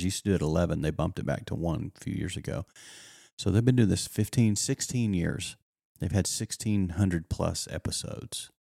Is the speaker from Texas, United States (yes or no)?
yes; the Texas Panhandle, West Texas, United States; up in West Texas in the Panhandle of Texas